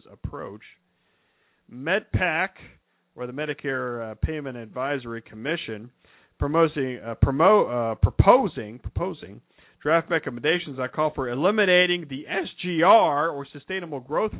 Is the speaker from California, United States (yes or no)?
no; Ohio, United States; I'm from Ohio